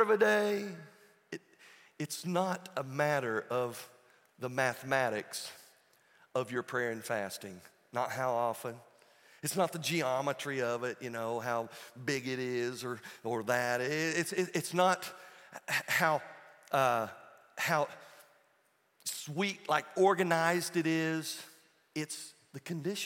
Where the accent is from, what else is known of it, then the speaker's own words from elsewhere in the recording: Tennessee, United States; I'm a hick from Tennessee.